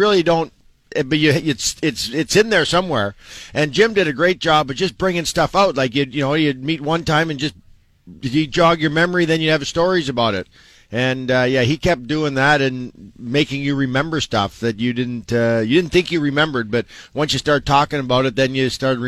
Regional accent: Saskatchewan, Canada; moved away as an adult; now in Toronto, Canada; I grew up in Saskatchewan, but I played and lived here longer than anywhere else.

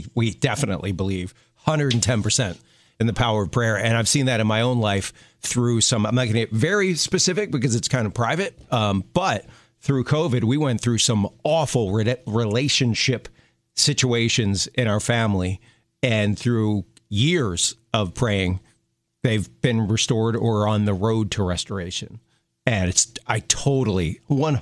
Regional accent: Baltimore, Maryland, United States; Baltimore, my hometown

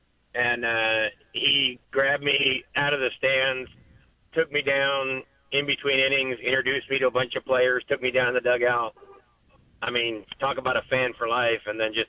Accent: Cleveland, Ohio, United States; I grew up in Cleveland, Ohio, and a huge Indians fan. And if you're born there, you pretty much are born to despise the Yankees.

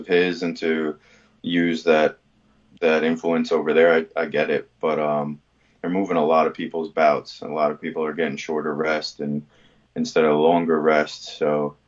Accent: New York, United States; I'm from New York

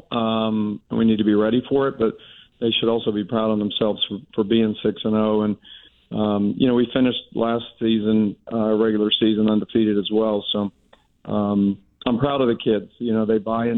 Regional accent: Pittsburgh, Pennsylvania, United States; moved away; I'm born and raised in Pittsburgh

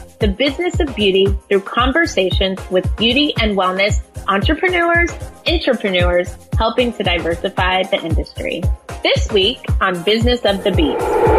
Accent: New York City, New York, United States; Born and raised in Brooklyn, New York. The daughter of Oswald Jacob, an immigrant from Trinidad. My mom is from New Jersey.

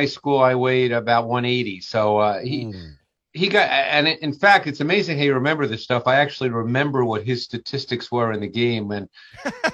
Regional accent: New York City, New York, United States; moved away; I grew up in Queens

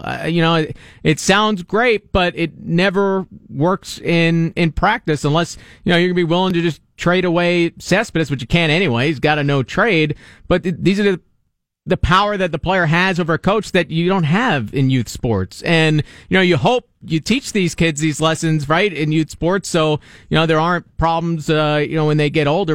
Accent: East Islip, New York, United States; … in Richmond by way of East Islip, my, uh, my hometown there

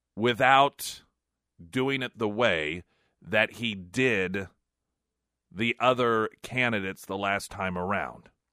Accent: the Ozarks, United States; growing up in the Ozarks

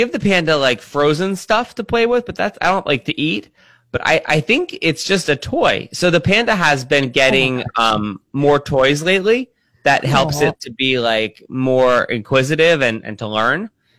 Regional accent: Pennsylvania, United States; That's just where I'm from Pennsylvania.

